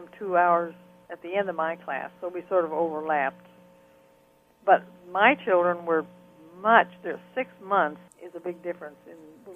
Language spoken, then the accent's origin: English; Rushville, Illinois, United States; moved away as an adult; also born or lived in Evanston, Illinois / Panama; got a job teaching art and phys ed in my hometown